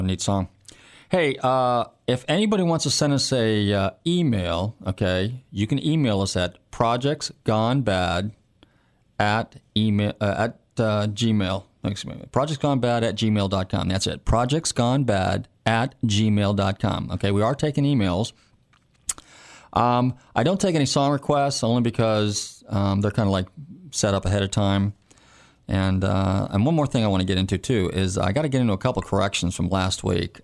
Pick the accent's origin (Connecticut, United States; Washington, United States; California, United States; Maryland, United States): California, United States; moved away; I'm from California originally, and, and growing up in California in the '60s and early '70s